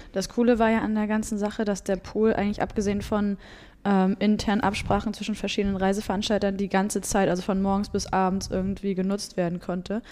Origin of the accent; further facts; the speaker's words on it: Rostock, Mecklenburg-Vorpommern, Germany; aus meiner Heimat da, aus Rostock